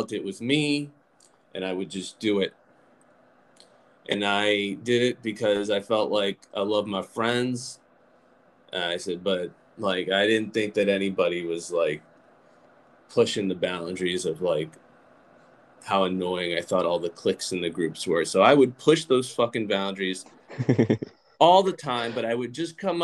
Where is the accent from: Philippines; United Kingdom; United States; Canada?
United States; Lynchburg, Virginia; I grew up in Lynchburg, Virginia